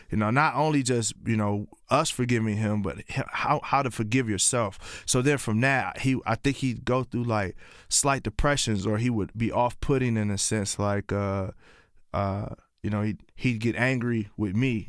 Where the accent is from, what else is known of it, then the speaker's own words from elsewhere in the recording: Columbia, Tennessee, United States; also born or lived in Pontiac, Michigan; I was raised in a small town called Columbia, Tennessee.